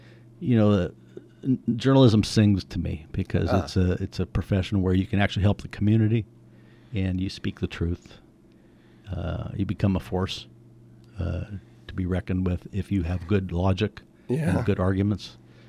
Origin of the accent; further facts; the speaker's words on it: Menlo Park, California, United States; also born or lived in Napa / San Jose; Menlo Park, you know, the peninsula.